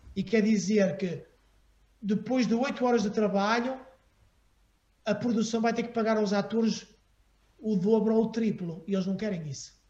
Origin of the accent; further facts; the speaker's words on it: Porto, Norte, Portugal; moved away as an adult; also born or lived in Aveiro / Paris / Los Angeles; eu também tinha família no Porto. E então, depois da minha mãe morrer, eu fiquei sozinho com o meu pai uh, em Aveiro e a minha família veio buscar para o Porto